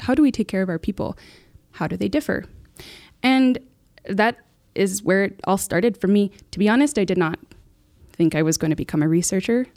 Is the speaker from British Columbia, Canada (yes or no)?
no; Muskeg Lake Cree Nation, Saskatchewan, Canada; I'm from Muskeg Lake Cremation. Uh, that's my home